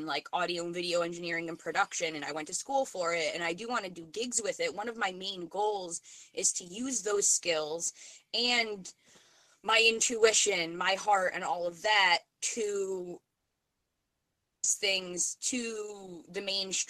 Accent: New York, United States; moved away as an adult; now in Vermont, United States; just moved to Vermont. I'm from New York

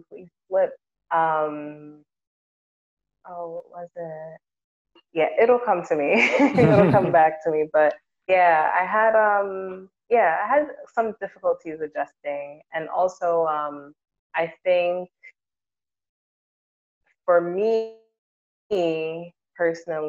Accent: New York, United States; moved away as an adult; now in Ghana; being a New Yorker

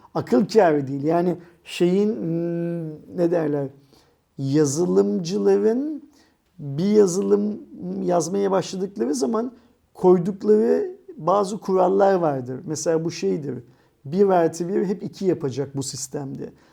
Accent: Istanbul, Turkey; Sultanahmet, Sirkeci, Eminönü, Aksaray yerler. falan gibi benim doğup büyüdüğüm yerler olduğu için burası

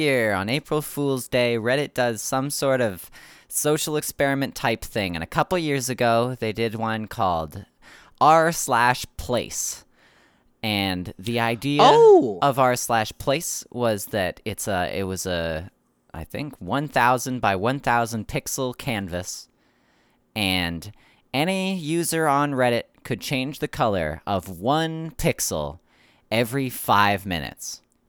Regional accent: Canada; I'm from Canada

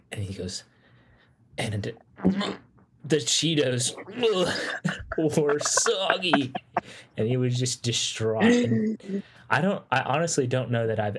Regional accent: Nashville, Tennessee, United States; I am from Nashville area, currently attending the Middle Tennessee State University.

